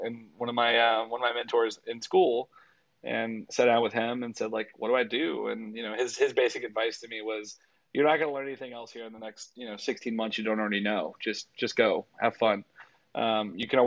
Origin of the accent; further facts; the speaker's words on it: Louisiana, United States; I was born and raised in Louisiana.